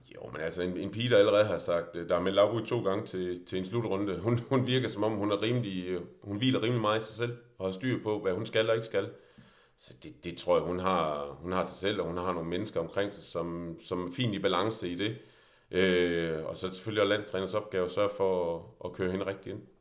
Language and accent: Danish; Denmark; vi er også som danskere